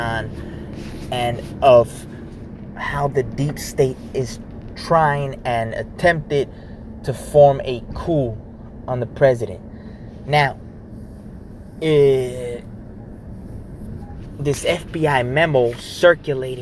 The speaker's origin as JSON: {"language": "English", "country": "United States", "said": "I'm still American to the core"}